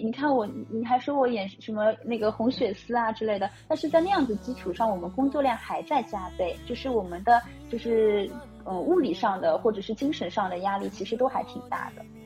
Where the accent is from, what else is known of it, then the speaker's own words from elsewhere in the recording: Shanghai, China; 我们上海人有情调